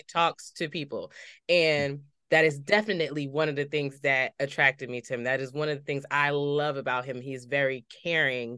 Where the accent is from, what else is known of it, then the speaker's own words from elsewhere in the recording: Paterson, New Jersey, United States; I grew up in Patterson